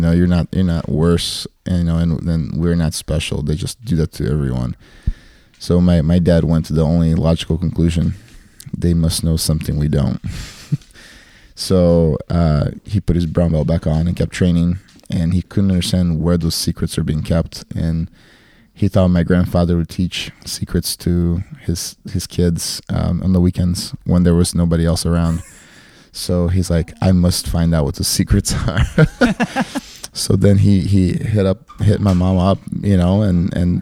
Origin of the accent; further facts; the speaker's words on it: Fortaleza, Ceará, Brazil; now in South Bend, United States; I was born in Fortaleza, which is the northeast of Brazil.